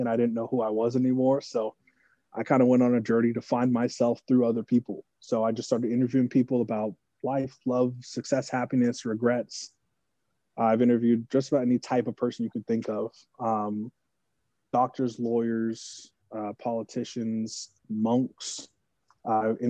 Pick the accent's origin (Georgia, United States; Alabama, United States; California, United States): California, United States; Northern; moved away as an adult; now in Arizona, United States; I'm from Northern California. Been living in Arizona for about 5 years now